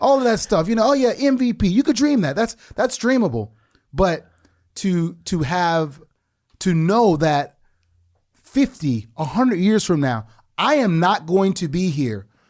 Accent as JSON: {"language": "English", "town": "New Orleans", "region": "Louisiana", "country": "United States", "tie": "born or raised there", "moved": "yes", "said": "I came from the Desire Projects in the Ninth Ward of New Orleans."}